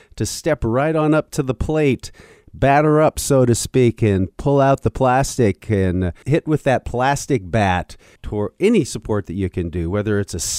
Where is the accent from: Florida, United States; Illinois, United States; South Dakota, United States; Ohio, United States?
South Dakota, United States; moved away; I grew up in South Dakota